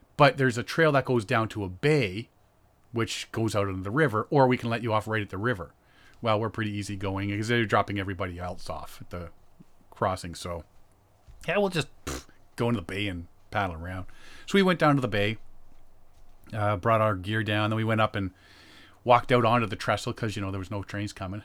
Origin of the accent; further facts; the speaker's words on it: Ajax, Ontario, Canada; I'm from Ajax